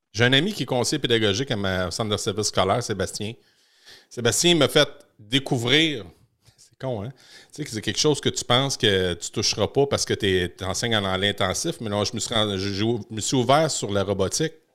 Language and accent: French; Victoriaville, Quebec, Canada; chez nous à Victo